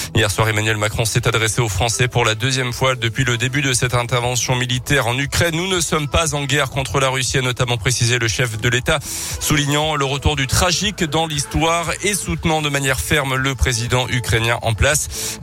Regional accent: Auvergne-Rhône-Alpes, France; chez nous en Auvergne

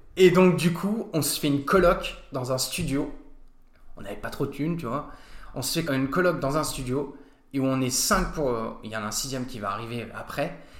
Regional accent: Nancy, Grand Est, France; also born or lived in Australia; je viens de Nancy, je connais Nancy par cœur maintenant, et puis j'ai été au lycée Charles de Foucault

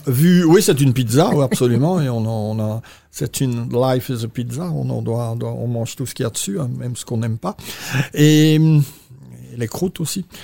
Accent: Belgium; je suis belge, d'origine belge

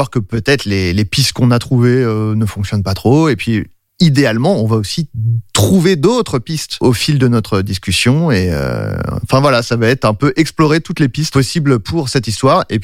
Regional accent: France; Ça nous faisait marrer parce que voilà, The Boys, on est français, on adore notre pays.

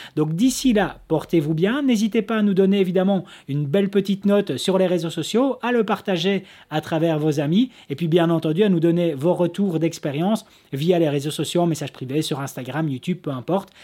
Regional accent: Belgium; chez nous en Belgique

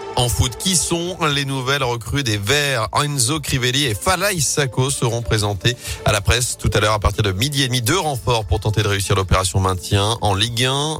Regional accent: Loire, Auvergne-Rhône-Alpes, France; chez nous, dans la Loire

